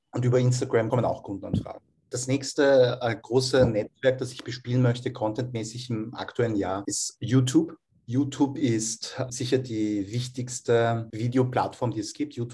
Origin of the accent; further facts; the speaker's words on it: Vienna, Austria; Ja, ich bin in Wien geboren und aufgewachsen, also Unterhaltung.